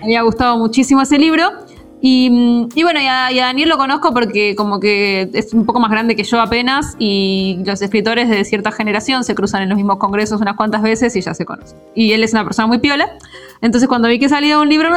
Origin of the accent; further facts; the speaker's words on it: Buenos Aires, Argentina; uno como portaño